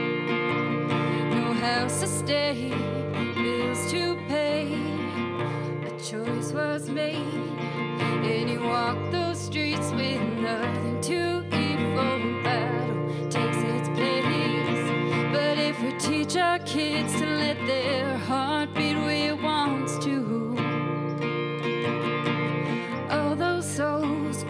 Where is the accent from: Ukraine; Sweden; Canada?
Canada; East Coast, Atlantic Canada; moved away; I'm from the East Coast